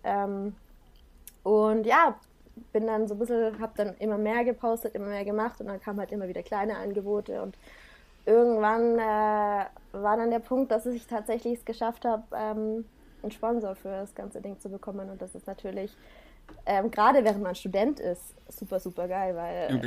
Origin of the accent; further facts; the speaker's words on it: Black Forest, Baden-Württemberg, Germany; also born or lived in Singapore; ich bin im Schwarzwald aufgewachsen